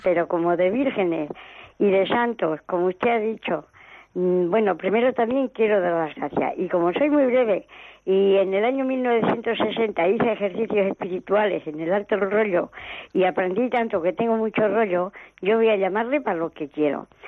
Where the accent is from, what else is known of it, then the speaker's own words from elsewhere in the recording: La Alberca, Castile and León, Spain; now in Irún, Spain; mi pueblo que es la alberca